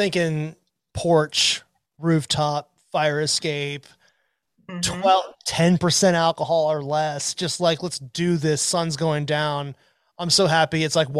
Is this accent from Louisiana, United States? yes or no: no; Maryland, United States; I'm from Maryland